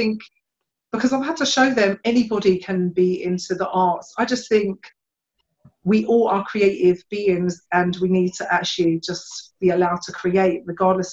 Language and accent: English; London, United Kingdom; I've been born and bred in Hackney as well